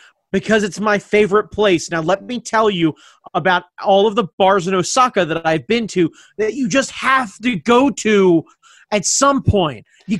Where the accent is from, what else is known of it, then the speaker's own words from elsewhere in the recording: United States; I'm American